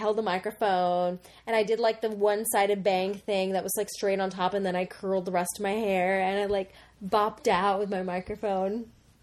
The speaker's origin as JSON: {"language": "English", "town": "Los Angeles", "region": "California", "country": "United States", "tie": "born or raised there", "said": "I grew up in Los Angeles and not in the best part."}